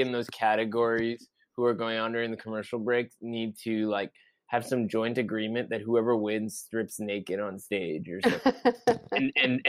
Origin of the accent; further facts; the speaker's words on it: Seattle, Washington, United States; when I grew up in Seattle